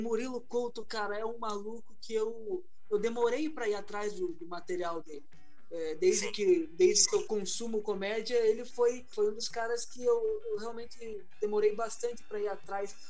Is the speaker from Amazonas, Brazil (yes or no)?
no; Paraná, Brazil; eu sou do Paraná, cara. Eu estou no Paraná